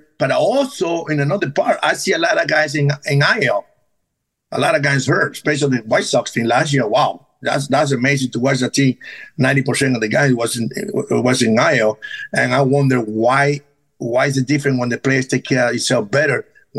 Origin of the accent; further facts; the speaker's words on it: Venezuela; English is a second language; now in United States; Now, growing up in Venezuela is a little harder.